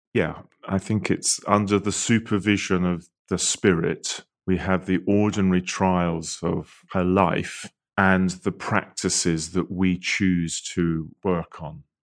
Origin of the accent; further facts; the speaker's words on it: United Kingdom; I'm British